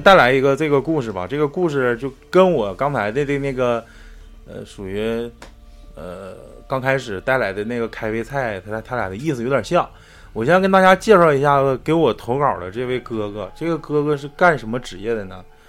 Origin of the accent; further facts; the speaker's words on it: Northeast China, China; 可能比咱们东北人要强很多